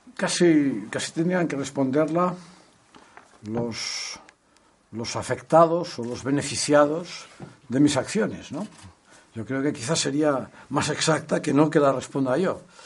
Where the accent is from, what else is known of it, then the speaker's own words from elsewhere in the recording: Catalonia, Spain; los que somos catalanes lo hemos vivido